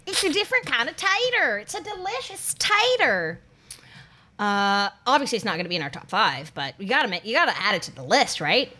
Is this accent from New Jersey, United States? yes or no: no; North Carolina, United States; moved away; my hometown in North Carolina